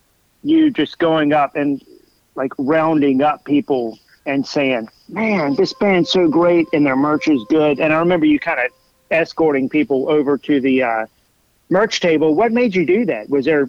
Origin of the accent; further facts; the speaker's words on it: Massachusetts, United States; And I grew up in Massachusetts, so I can relate to that.